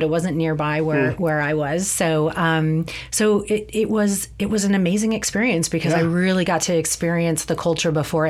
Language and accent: English; Arizona, United States; moved away as an adult; also born or lived in Illinois; now in San Francisco, United States; I grew up, born in Illinois, but grew up primarily in Arizona.